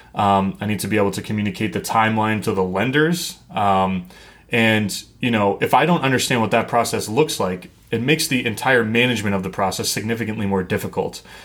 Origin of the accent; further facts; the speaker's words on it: New England, United States; I grew up in New England